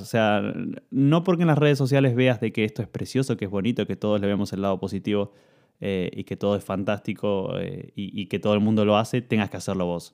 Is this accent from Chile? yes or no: no; Argentina; moved away as an adult; also born or lived in Italy; yo cuando me fui de Argentina y llegué a Italia